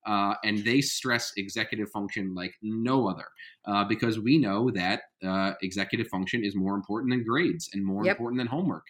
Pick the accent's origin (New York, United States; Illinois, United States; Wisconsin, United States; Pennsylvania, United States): New York, United States; moved away; I'm from New York